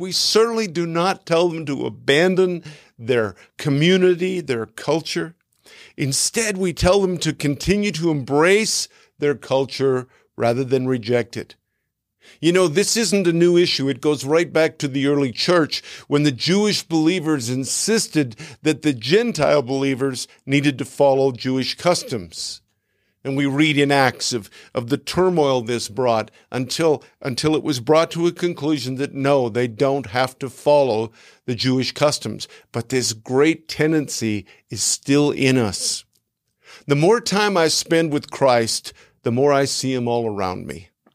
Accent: Canada; moved away as an adult; now in United States; although we have lived in the United States for more than eight years now, I'm a Canadian

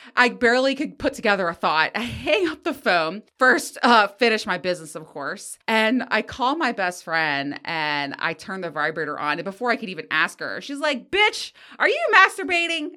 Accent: Greenbelt, Maryland, United States; I grew up in Greenbelt, Maryland, on the outskirts of D C, in a teeny tiny little apartment

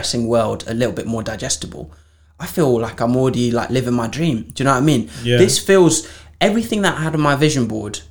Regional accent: Zimbabwe; moved away; also born or lived in Framingham Pigot, Norwich, England; I grew up in Zimbabwe

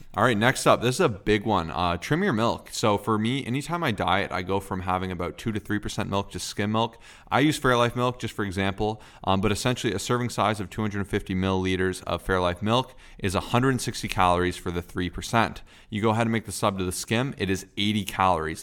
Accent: Canada; I'm Canadian

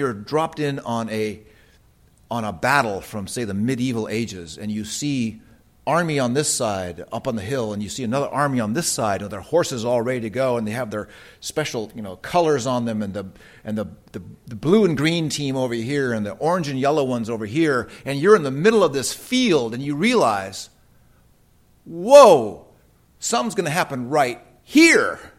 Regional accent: United States; I'm an American

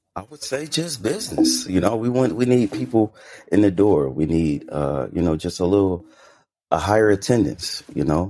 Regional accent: Bay Area, California, United States; now in Las Vegas, United States; I'm actually from the Bay Area, California.

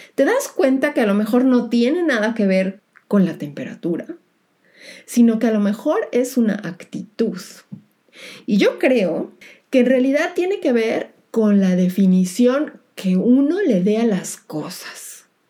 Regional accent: Mexico; now in Germany; mi país de origen, México

